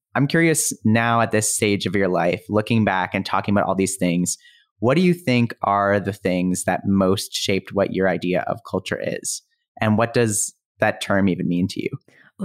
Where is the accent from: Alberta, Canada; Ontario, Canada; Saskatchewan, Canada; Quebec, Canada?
Alberta, Canada; Calgary; I grew up in Calgary